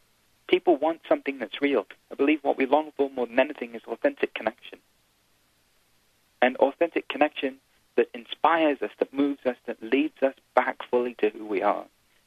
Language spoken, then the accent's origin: English; India; You know, I'm Indian. I was born into a spiritual family. On the weekends, every weekend, we'd go see gurus and we'd watch Bollywood movies. It's just what you do when you're Indian.